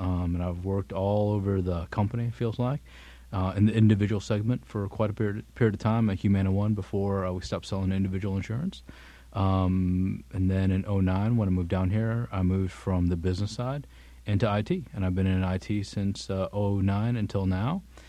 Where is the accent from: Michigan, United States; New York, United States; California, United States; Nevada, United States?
New York, United States; born there; also born or lived in Tennessee / Texas / Illinois / Bangkok; I was born in New York. I've lived in Tennessee, Texas, Illinois, overseas a bit in Bangkok and Singapore.